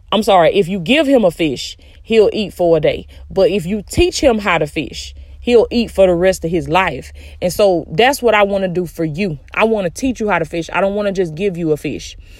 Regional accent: the South, United States; I'm from the South, baby. That's how we used to talk

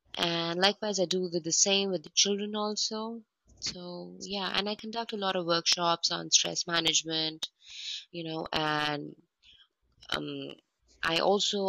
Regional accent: India; Oh, I grew up in India for sure, but because of my dad's job, we had to travel every 2 years.

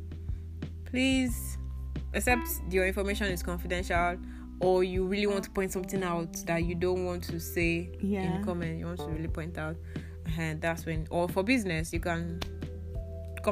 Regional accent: Nigeria; also born or lived in Akwa Ibom State, Nigeria (family origin); I was born and raised here.

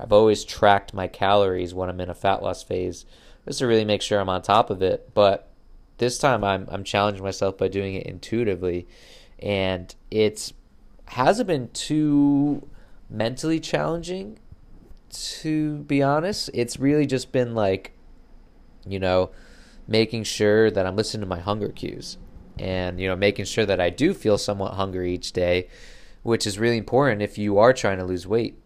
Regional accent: Connecticut, United States; moved away as an adult; also born or lived in Brooklyn, New York; I moved back from Brooklyn to Connecticut

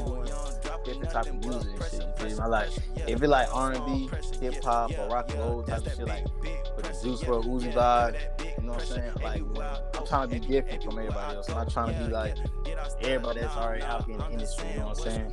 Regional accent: Florida, United States; I'm from Florida, you feel me? I was basically born down here, you feel me? Been down my whole life

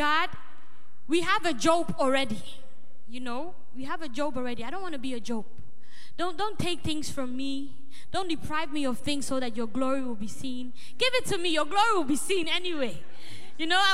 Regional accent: Ghana; now in Netherlands; where I originally come from, I come from Ghana

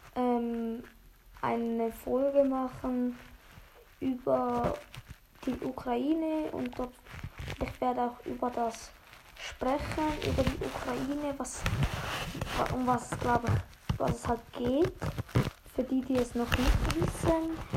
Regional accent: Switzerland; ich bin ja eigentlich Schweizer

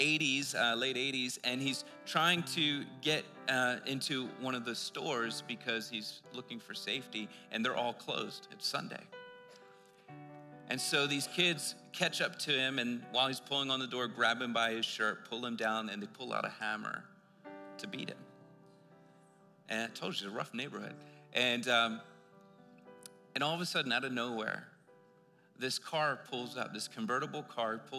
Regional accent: Philadelphia, Pennsylvania, United States; we grew up in Philadelphia

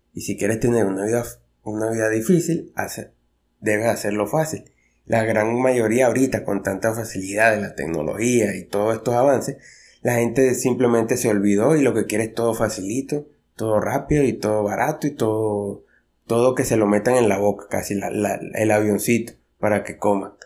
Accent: Venezuela; yo soy de Venezuela

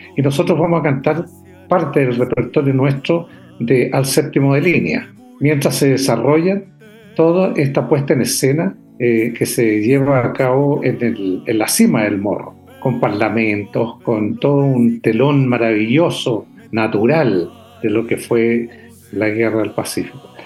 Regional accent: San Vicente de Tagua Tagua, O'Higgins, Chile; el campo donde yo nací, donde me crié, es San Vicente de Aguatagua

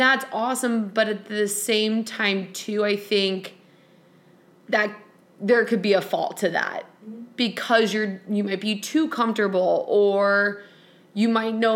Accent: Chicago, Illinois, United States; I'm from Chicago

